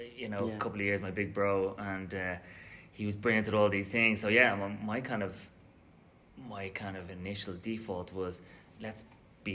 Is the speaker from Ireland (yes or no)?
yes; Shankill, Leinster, Ireland; also born or lived in Dublin / Bray; grew up in Shankill, went to St. Anne's School as a primary school.